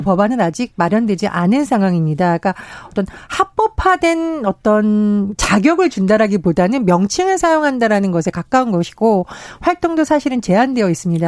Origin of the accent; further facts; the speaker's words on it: Gangwon, South Korea; 제가 이제 고향이 강원도인데